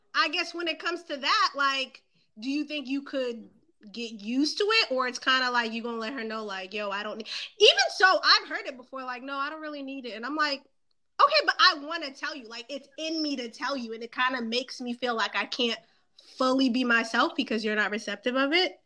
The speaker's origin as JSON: {"language": "English", "town": "Boston", "region": "Massachusetts", "country": "United States", "said": "I'm from Boston, East Coast"}